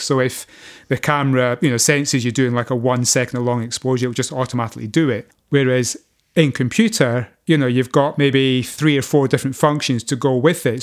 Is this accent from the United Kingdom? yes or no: yes; Scotland, United Kingdom; being a Scotsman